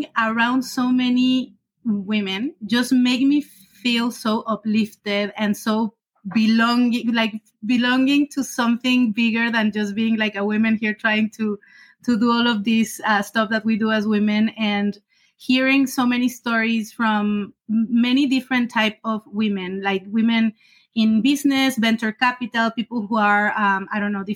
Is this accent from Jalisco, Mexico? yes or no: yes; Guadalajara, Jalisco, Mexico; moved away as an adult; also born or lived in France / China / Canada; I studied marketing in Mexico, in Guadalajara, from where I'm originally from